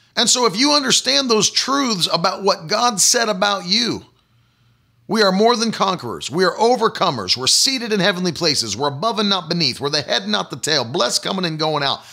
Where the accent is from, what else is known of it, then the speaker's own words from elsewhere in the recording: West Virginia, United States; colloquialisms that I grew up with in West Virginia